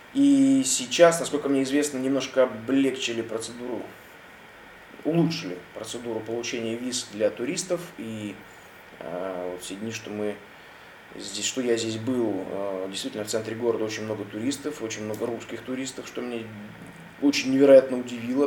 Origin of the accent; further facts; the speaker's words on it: Russia; я, соответственно, россиянин и из России